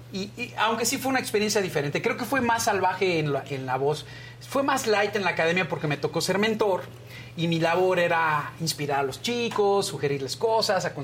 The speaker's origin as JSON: {"language": "Spanish", "region": "Yucatán", "country": "Mexico", "said": "somos los dos yucatecos"}